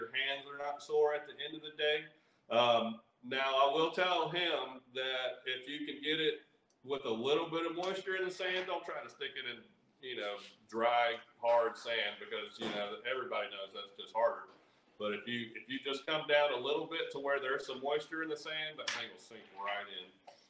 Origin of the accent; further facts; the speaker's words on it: Hickory, North Carolina, United States; also born or lived in Camp Lejeune, North Carolina; Well, we're from North Carolina.